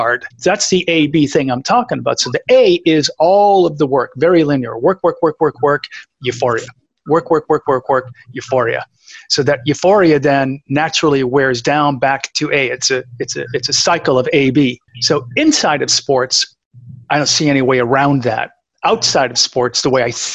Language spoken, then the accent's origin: English; New England, United States; I grew up playing that in New England